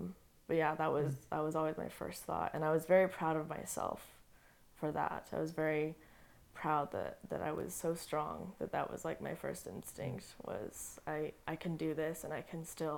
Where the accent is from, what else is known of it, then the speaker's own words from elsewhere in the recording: Colorado, United States; born there; also born or lived in Montana / Utah / North Carolina; No, I'm not Utah. I was born in Colorado.